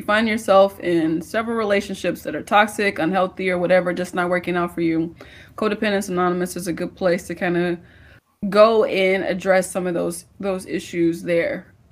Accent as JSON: {"language": "English", "town": "St. Louis", "region": "Missouri", "country": "United States", "moved": "yes", "lives_now": "Houston, United States", "said": "I'm from St. Louis? I'm from St. Louis."}